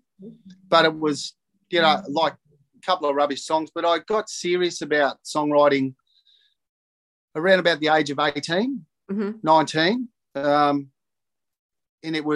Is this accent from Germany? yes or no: no; Narrandera, New South Wales, Australia; also born or lived in Cobram, Victoria; my growing up in Narandra and Cobram